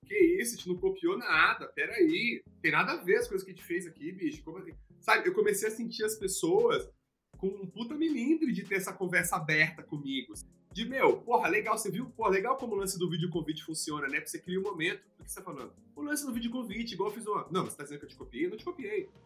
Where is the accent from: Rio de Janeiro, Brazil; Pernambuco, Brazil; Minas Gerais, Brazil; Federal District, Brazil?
Federal District, Brazil; Brasília; eu sou de Brasília, a gente não tinha acesso a palestra, ninguém ia lá palestrar em Brasília